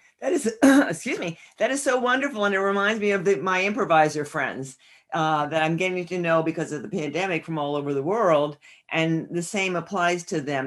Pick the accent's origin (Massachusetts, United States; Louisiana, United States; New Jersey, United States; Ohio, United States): New Jersey, United States; northern; I grew up in northern New Jersey